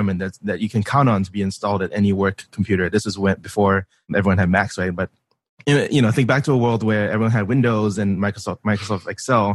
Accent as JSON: {"language": "English", "country": "Singapore", "tie": "born or raised there", "moved": "as an adult", "said": "I was born and raised in Singapore, came over for college 10 years ago"}